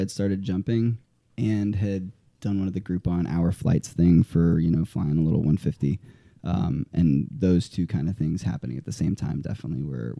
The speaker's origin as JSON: {"language": "English", "region": "Colorado", "country": "United States", "tie": "born or raised there", "also_born_or_lived": "Ohio / Nebraska", "said": "Colorado for the first 8, super short stint in Ohio after that, and then 9 until he retired. And then I went through college in Nebraska for the remainder of that."}